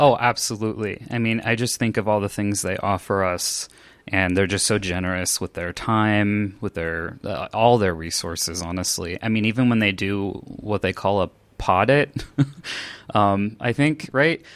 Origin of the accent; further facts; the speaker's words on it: Los Angeles, California, United States; now in Denver, United States; I grew up in Los Angeles, California, but these days I'm in Denver, Colorado, in the States.